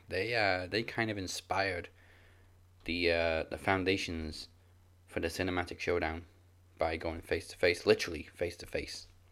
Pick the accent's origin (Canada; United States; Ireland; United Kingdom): United Kingdom; Wales; I'm Welsh. I'm supposed to be able to, but I never learned how to.